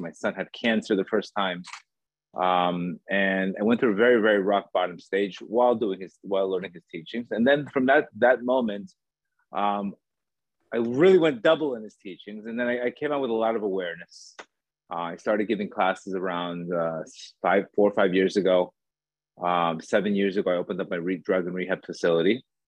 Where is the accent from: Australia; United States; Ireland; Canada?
United States; Miami Beach, Florida; also born or lived in Colombia; I was born in Colombia. Um, I grew up in Miami Beach